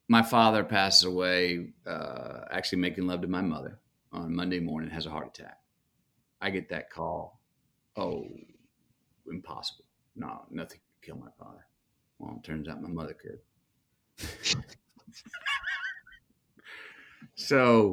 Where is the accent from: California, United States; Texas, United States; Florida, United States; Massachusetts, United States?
Texas, United States; Longview; I'm from Longview